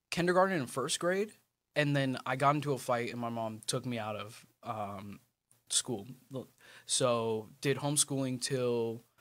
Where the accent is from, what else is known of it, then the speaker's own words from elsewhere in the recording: Chesapeake, Virginia, United States; born there; also born or lived in Mississippi / California; So um, I was born in Virginia, Chesapeake. Uh, I didn't do any, or if I did, I don't remember, but I did possibly like a little bit of elementary here. Um, and then I went to Mississippi for a little bit.